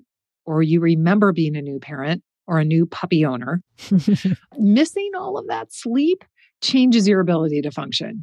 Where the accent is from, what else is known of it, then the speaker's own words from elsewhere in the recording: Midwest, United States; moved away; I come from the Midwest. We're pretty stoic.